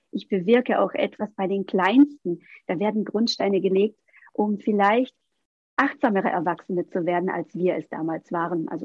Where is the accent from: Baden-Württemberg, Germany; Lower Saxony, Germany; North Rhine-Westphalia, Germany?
Baden-Württemberg, Germany; ich komme aus dem Schwabeländle, da heißt es schaffe, schaffe, Häusle baue